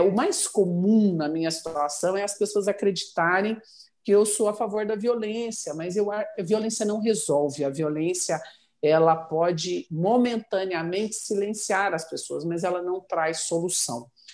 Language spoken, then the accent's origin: Portuguese; Cianorte, Paraná, Brazil; moved away as an adult; also born or lived in Curitiba; now in Goiânia, Brazil; eu nasci no Paraná e renasci em chão goiano. Eu fui transferida é, de Curitiba para Goiânia é, no dia 10 de fevereiro de 86